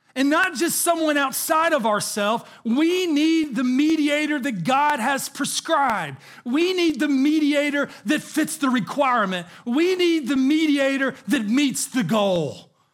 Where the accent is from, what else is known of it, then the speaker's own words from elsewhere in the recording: the South, United States; I grew up in the South